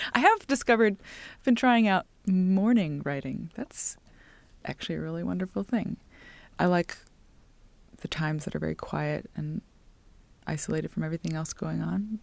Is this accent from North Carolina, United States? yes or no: yes; Greenville, North Carolina, United States; I grew up in Greenville, North Carolina